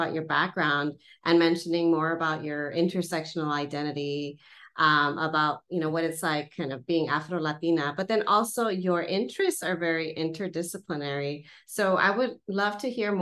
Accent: San Fernando Valley, California, United States; growing up in the San Fernando Valley, the SoCal part, single parent household

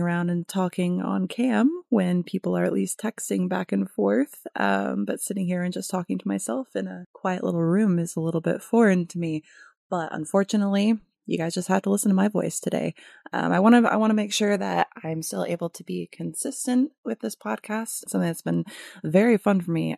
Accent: Michigan, United States; moved away as an adult; now in California, United States; I am coming to you from the glorious state of my conception and birth, Michigan

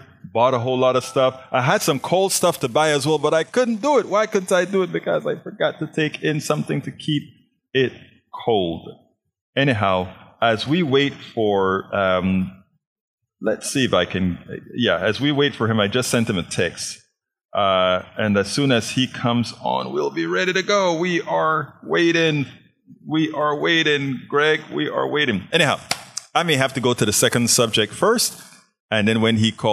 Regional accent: Panama; now in Houston, United States; I'm from Panama, Central America

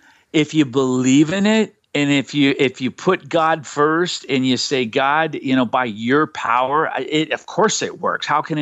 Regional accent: Los Angeles, California, United States; We weren't a band that was raised in the church. We were a band that was raised on the streets of L.A.

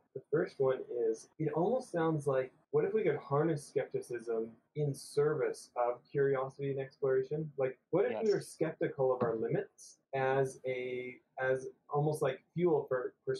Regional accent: the West, United States; Maybe it's just because I grew up in the West.

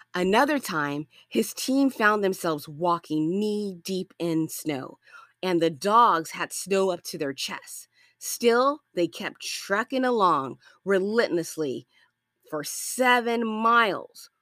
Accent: Los Angeles, California, United States; I'm from Los Angeles, California

